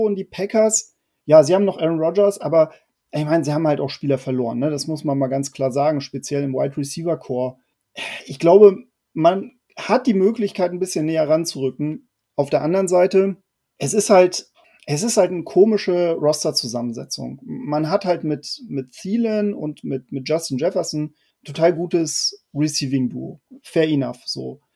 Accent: Hamburg, Germany; ich ja auch ähm, ja, Nordlicht bin, aus Hamburg komme

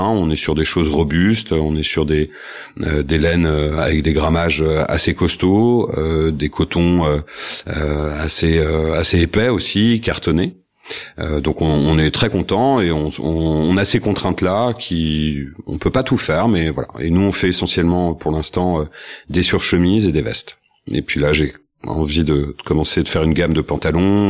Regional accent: Rennes, Brittany, France; moved away; also born or lived in Paris; j'ai passé 20 ans à, à Paris. Je suis rennais d'origine et je suis revenu il y a trois ans trois ans à Rennes

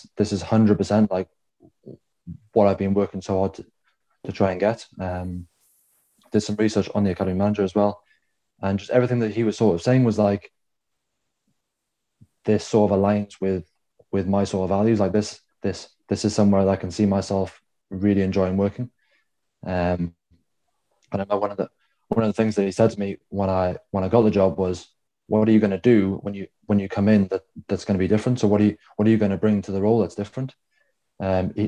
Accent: South Wales, United Kingdom; Growing up in South Wales

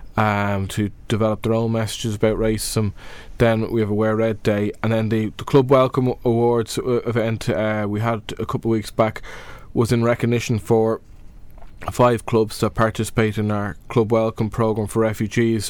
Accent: Dublin, Leinster, Ireland; I'm from Dublin

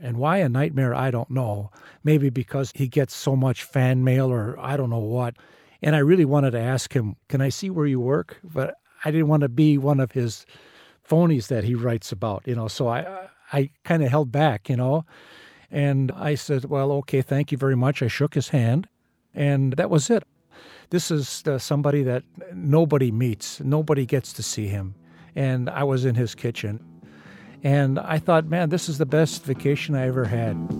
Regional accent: Wisconsin, United States; I'm from Wisconsin

